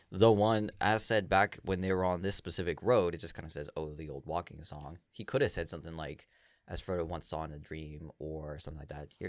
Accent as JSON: {"language": "English", "region": "Virginia", "country": "United States", "tie": "born or raised there", "moved": "yes", "lives_now": "New England, United States", "said": "I grew up down here. I grew up in Virginia."}